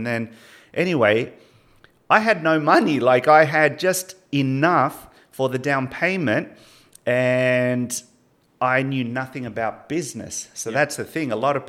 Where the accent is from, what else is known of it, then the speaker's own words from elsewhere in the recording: Sydney, New South Wales, Australia; born there; now in Melbourne, Australia; I was born in Sydney. So when I came here to Melbourne, I was just basically like a new immigrant.